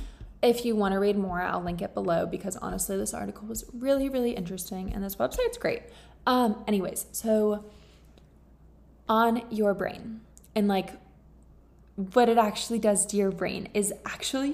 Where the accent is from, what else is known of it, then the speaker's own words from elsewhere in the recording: Florida, United States; moved away as an adult; now in England, United Kingdom; I'm from Florida